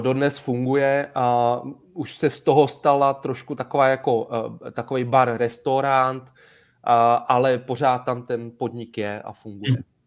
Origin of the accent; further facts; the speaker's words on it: Sedlčany, Central Bohemian Region, Czechia; pocházím ze Sedlčan